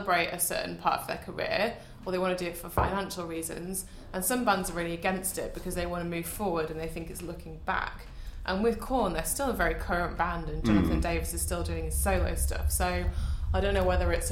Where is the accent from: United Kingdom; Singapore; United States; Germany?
United Kingdom; Manchester, North West England; I'm from Manchester